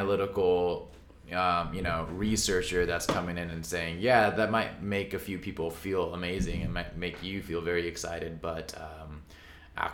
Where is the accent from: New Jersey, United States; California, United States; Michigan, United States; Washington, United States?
California, United States; Orange County; growing up in Orange County, you know, like, just minutes from Anaheim.